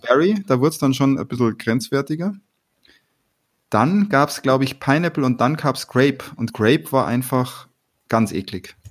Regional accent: Bavaria, Germany; wie man bei uns in Bayern sagt.

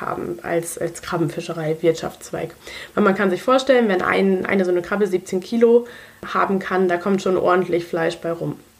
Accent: Germany; Bei uns in Deutschland

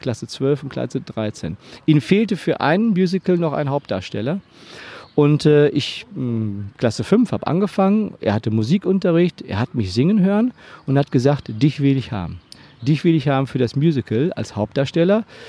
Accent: Hagen, North Rhine-Westphalia, Germany; in der Stadt Hagen, wo ich aufgewachsen bin

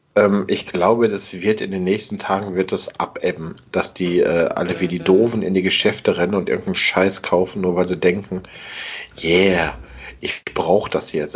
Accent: Essen, North Rhine-Westphalia, Germany; ich komme aus Altenessen

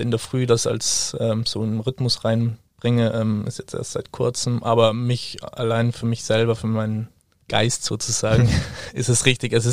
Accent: Trentino-Alto Adige, Italy; ich komme ursprünglich aus Südtirol, ähm, bin ziemlich äh, ein Familienmensch

